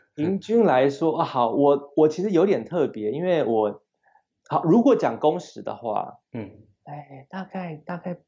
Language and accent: Chinese; Taiwan; moved away as an adult; also born or lived in California, United States; 身为台湾人